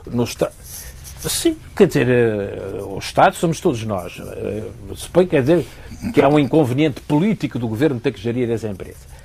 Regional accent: Portugal; como português

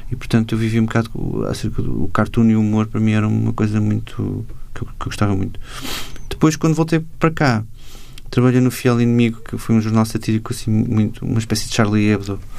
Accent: Macau; now in Portugal; nessa altura eu, eu vim de Macau para as Belas Artes e comecei a estudar design gráfico

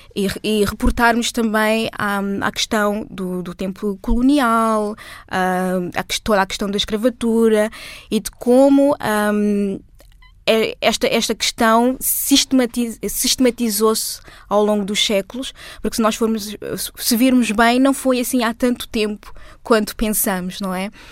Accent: Portugal; Eu sou portuguesa e negra. Sou portuguesa negra.

